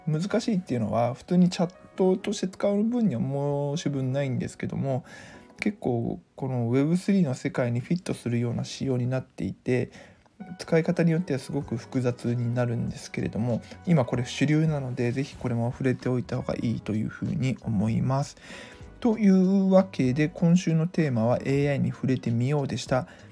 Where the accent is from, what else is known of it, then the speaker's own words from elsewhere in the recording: Mie, Japan; 地元三重県